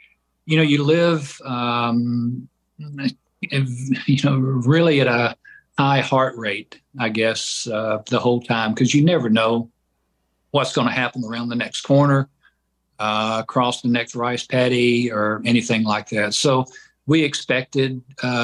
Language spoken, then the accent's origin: English; Georgia, United States; I grew up in Georgia